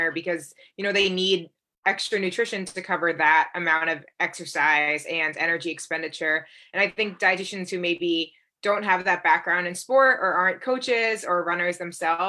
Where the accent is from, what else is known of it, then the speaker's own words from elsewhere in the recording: Reading, Massachusetts, United States; now in New Haven, United States; but I'm actually from Reading, Massachusetts, which is just north of Boston.